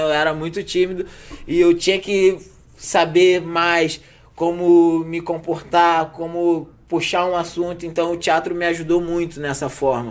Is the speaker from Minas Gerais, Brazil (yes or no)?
no; Rio de Janeiro, Brazil; also born or lived in Vidigal, Rio de Janeiro; sou cria da Zona Norte, do Lins, Meia, ali, gente de dentro, tudo ali é nossa área ali. Eu sempre fui cria da Zona Norte